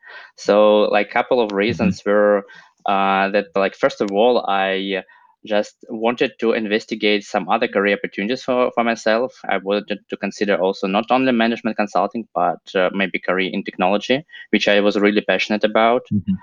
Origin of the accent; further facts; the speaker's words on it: Russia; now in United States; Yeah, so I came from Russia here to Haas.